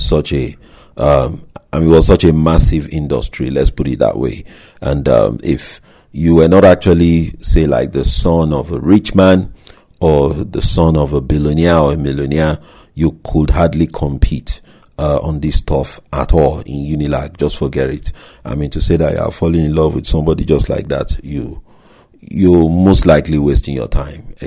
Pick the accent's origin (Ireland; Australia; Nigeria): Nigeria; moved away; my home country, Nigeria